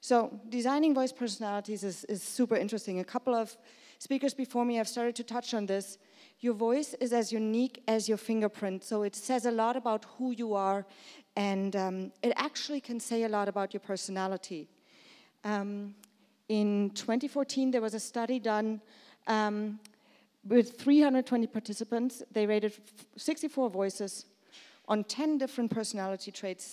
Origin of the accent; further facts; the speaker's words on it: Germany; moved away as an adult; also born or lived in Brooklyn; I'm from Germany, but I work over there